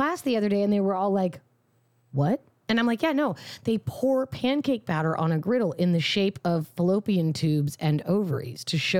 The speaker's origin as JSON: {"language": "English", "town": "Fremont", "region": "California", "country": "United States", "tie": "born or raised there", "said": "Growing up in Fremont, which is in the Bay Area, yeah, pretty fucking liberal."}